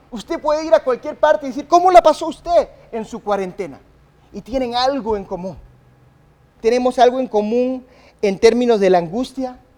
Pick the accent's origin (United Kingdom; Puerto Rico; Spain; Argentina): United Kingdom; England; born there; yo nací en Inglaterra. Mis padres eran misioneros de Inglaterra, mis padres son tan ingleses eh, que si me cortas no hay sangre, hay té, ¿verdad?